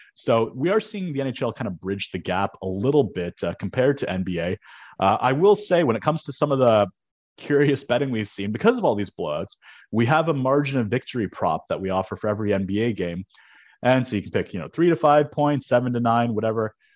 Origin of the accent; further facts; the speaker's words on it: Canada; as a Canadian